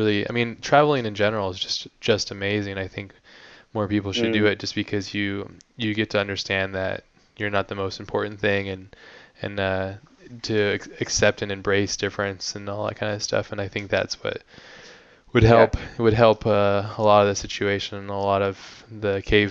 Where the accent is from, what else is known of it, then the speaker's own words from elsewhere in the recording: Hawaii, United States; moved away; also born or lived in San Diego, California; I lived in Hawaii most of my life